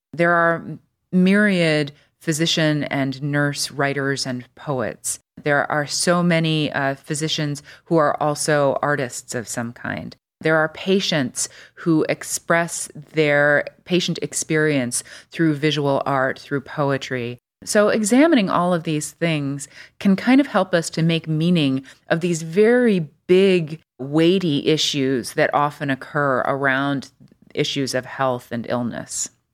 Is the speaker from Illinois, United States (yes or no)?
yes; Des Plaines, Illinois, United States; now in Cleveland, United States; I grew up outside Chicago in a, kind of in a suburb called Des Plaines, Illinois